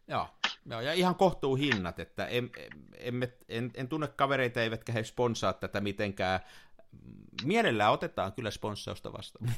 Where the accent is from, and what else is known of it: Tampere, Pirkanmaa, Finland; also born or lived in Turku